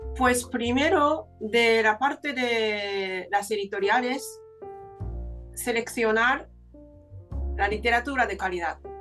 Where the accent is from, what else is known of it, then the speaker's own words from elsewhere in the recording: Japan; Spanish is a second language; now in Spain; nací en aquella tierra maravillosa